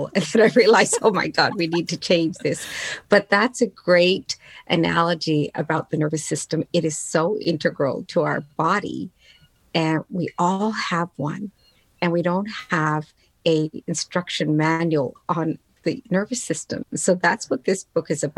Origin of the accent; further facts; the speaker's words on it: Newfoundland and Labrador, Canada; English is a second language; immigrated here with my family to Newfoundland on the east coast of Canada back in 1967